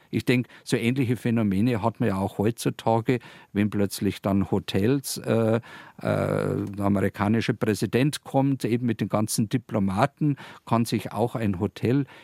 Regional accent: Landshut, Bavaria, Germany; interessanterweise direkt eben in Bezug auf meine Heimatstadt Landshut im Zusammenhang eben mit Herzog Georg dem Reichen

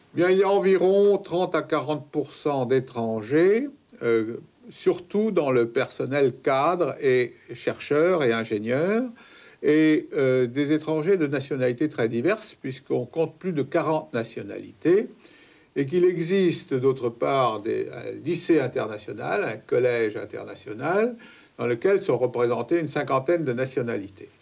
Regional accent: Saint-Paul-de-Vence, Provence-Alpes-Côte d'Azur, France; Je suis né à Saint-Paul, dans les Alpes-Maritimes

